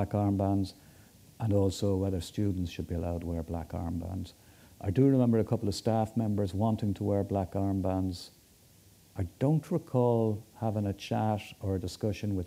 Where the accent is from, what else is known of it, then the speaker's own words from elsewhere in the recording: Dublin, Leinster, Ireland; I come from Kilbarrick in north, on the north side.